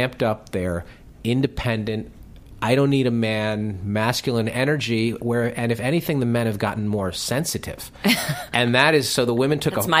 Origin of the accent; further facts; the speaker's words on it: Greenwich, Connecticut, United States; also born or lived in New York; now in Los Angeles, United States; we did a show in Greenwich, Connecticut, which is where I'm from